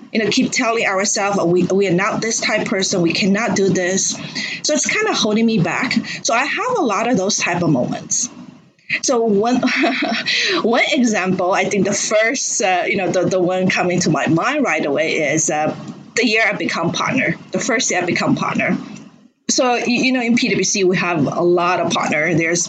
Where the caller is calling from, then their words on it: Shanghai, China; Oh, I'm dialing from Shanghai, China right now.